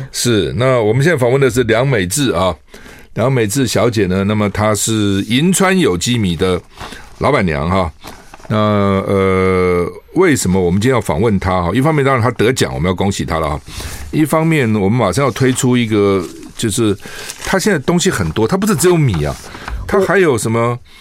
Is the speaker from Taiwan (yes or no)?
yes; Taiwan; 我们台湾人